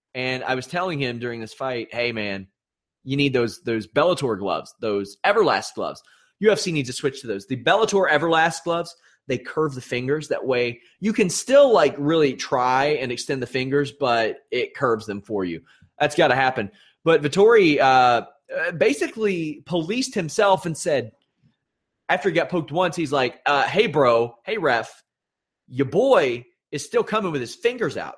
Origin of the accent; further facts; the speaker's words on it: Maysville, United States; moved away; I am going to my hometown of Maysville